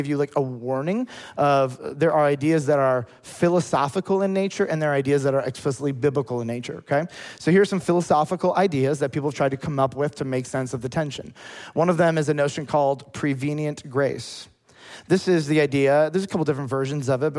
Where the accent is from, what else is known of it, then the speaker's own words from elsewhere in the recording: United States; As an American